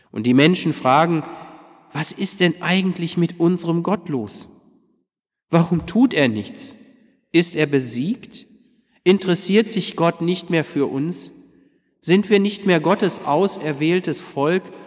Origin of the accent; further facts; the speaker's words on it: Detmold, North Rhine-Westphalia, Germany; bei uns in Detmold